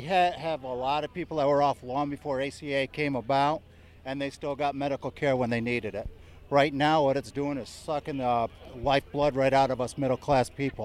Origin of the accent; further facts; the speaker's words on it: New York, United States; From Horsets, New York.